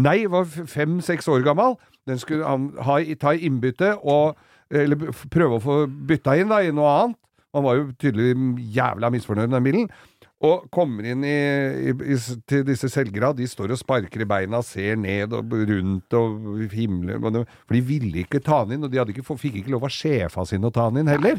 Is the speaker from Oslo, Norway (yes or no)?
yes; Oslo, Norway; der jeg kom fra, i Oslo øst